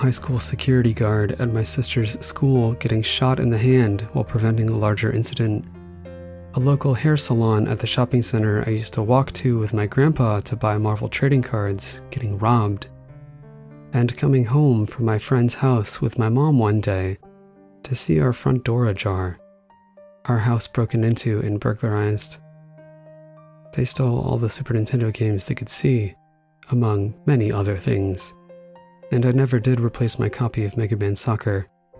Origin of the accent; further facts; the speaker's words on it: Killingly, Connecticut, United States; also born or lived in New Hampshire; We moved from New Hampshire to a small town in Killingly, Connecticut, where I lived in many houses over time.